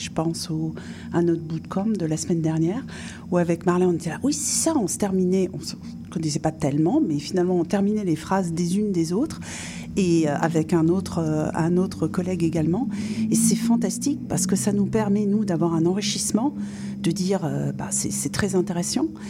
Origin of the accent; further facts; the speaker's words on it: France; accent: bien français; moved away as an adult; also born or lived in North America / five European countries; mon accent bien français